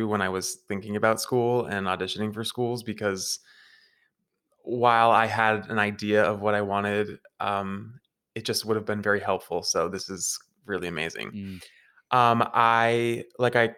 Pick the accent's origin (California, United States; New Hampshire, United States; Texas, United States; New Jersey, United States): New Hampshire, United States; I'm from New Hampshire. I'm from like 45 minutes outside of Boston.